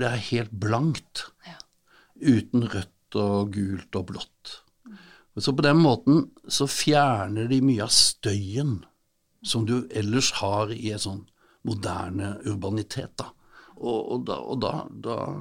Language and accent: Norwegian; Sørlandet, Southern Norway, Norway; Vi er vokst opp med kompe